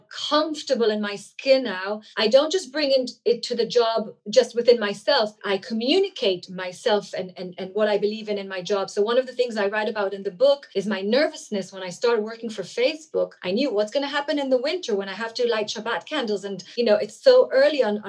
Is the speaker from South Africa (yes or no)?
no; Israel; first language Hebrew; English is a second language; I'm Israeli, so Hebrew goes, you know, that's my mother tongue.